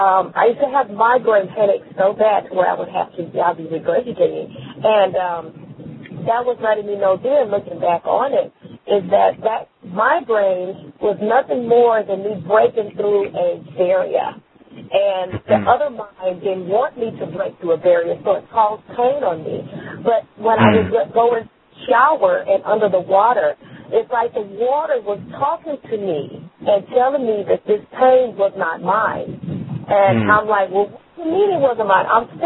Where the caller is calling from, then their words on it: Texas, United States; I'm calling from Texas.